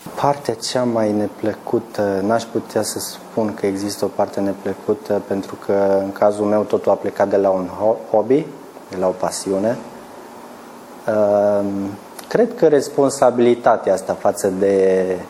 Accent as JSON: {"language": "Romanian", "town": "Vulcan", "region": "Hunedoara County", "country": "Romania", "tie": "born or raised there", "also_born_or_lived": "Timișoara, Romania", "moved": "as an adult", "lives_now": "Novi Sad, Serbia", "said": "Provin din România, din, de undeva dintr-un oraș de munte din Transilvania, Uh, vulcan din Valea Jiului, un oraș minier, industrial."}